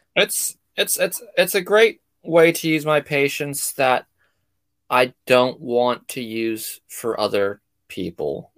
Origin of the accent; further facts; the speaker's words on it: New Jersey, United States; I'm from South Jersey